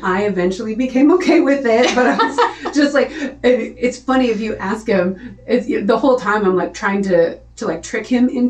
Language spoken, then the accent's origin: English; Nashville, Tennessee, United States; I thought I was moving. I came from Nashville.